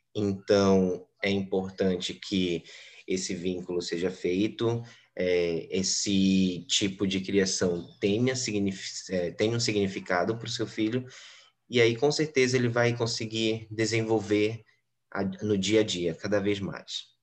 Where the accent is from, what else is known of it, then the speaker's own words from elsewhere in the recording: Belém, Pará, Brazil; Eu sou da cidade de Belém, do Pará, né, no Brasil